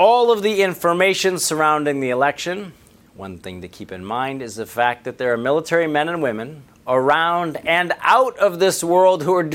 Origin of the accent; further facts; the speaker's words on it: Missouri, United States; my home state of Missouri